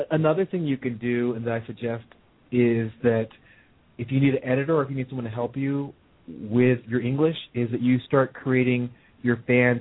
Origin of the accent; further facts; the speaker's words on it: Hillsboro, Oregon, United States; moved away; I grew up in Hillsborough, Oregon